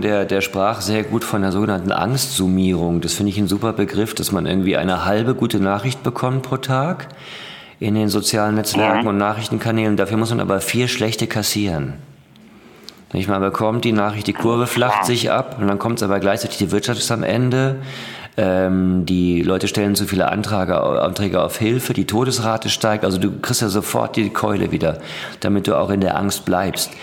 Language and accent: German; Ruhr area, North Rhine-Westphalia, Germany; also born or lived in Düsseldorf; ich komme aus dem Ruhrgebiet